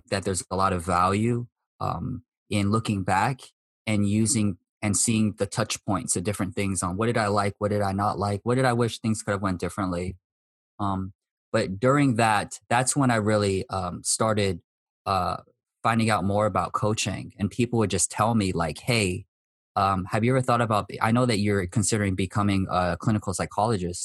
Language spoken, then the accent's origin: English; United States; I'm Japanese American